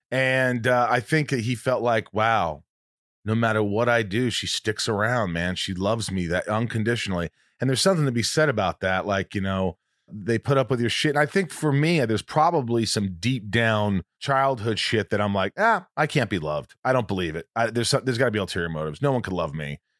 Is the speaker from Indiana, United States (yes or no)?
yes; Indiana, United States; I grew up in Indiana. Farm.